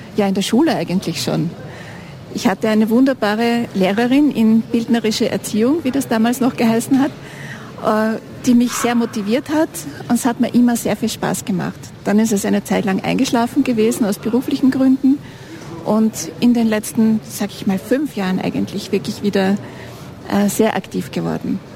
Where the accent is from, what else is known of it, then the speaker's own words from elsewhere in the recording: Vienna, Austria; moved away as an adult; also born or lived in Sweden; now in Ennstal, Austria; lebe seit 2009 hier im Enstal, bin vorher in Wien groß geworden, geboren in Schweden